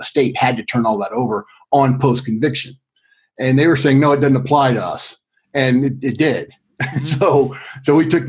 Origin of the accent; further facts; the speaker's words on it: Greensboro, North Carolina, United States; I went back to my hometown of Greensboro. Well, hometown, I moved there in the 9th grade and went to high school there. Closest thing I have to hometown because I moved around a lot growing up.